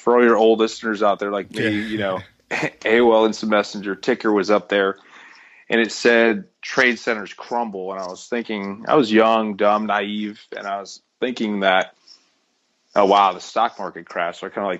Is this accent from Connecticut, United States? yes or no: yes; Connecticut, United States; I'm from Connecticut.